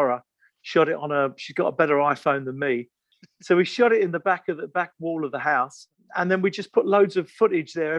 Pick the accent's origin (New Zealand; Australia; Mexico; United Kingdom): United Kingdom; England; we're from England